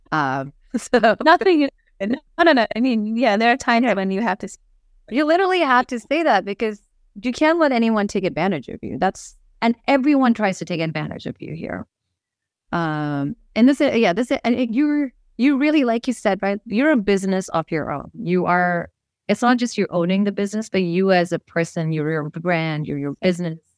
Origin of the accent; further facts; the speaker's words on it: Missouri, United States; born there; also born or lived in Nepal / India; I was born in Missouri of Nepali parents who moved back to Nepal and went to India.